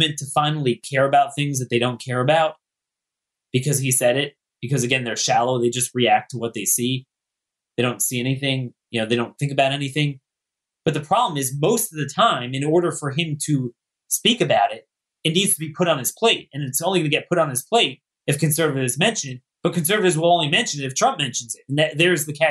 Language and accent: English; Maryland, United States; in Maryland, my home state, St. Mary's County